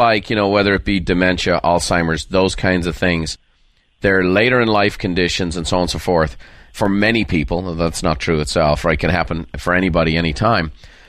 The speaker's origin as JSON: {"language": "English", "country": "Ireland", "said": "No, I'm an Irishman, Daniel."}